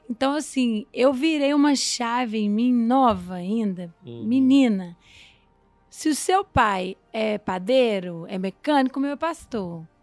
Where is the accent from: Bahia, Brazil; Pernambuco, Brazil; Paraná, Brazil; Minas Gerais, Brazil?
Minas Gerais, Brazil; também sou mineira.